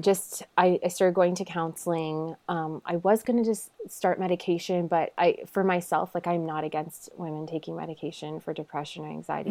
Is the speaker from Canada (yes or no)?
yes; a small town in Ontario, Canada; I am from Canada